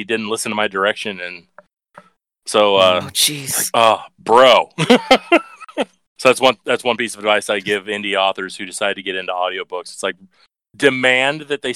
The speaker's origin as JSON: {"language": "English", "region": "Iowa", "country": "United States"}